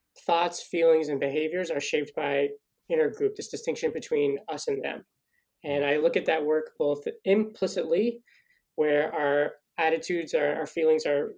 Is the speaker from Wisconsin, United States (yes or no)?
no; Denver, Colorado, United States; moved away as an adult; also born or lived in North Carolina / Virginia; now in Montreal, Canada; I'm from Denver, Colorado